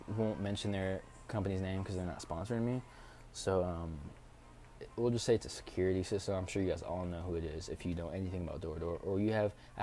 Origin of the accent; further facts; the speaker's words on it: Tacoma, Washington, United States; also born or lived in Chicago, Illinois; now in Tucson, United States; I am from Tacoma, Washington